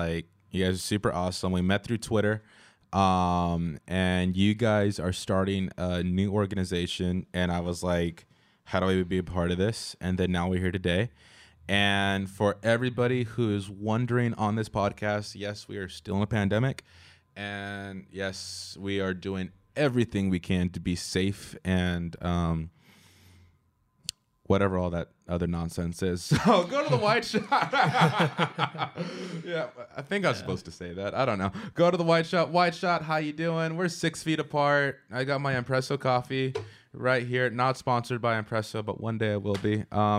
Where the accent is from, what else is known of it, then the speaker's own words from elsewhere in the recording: California, United States; I'm Californian.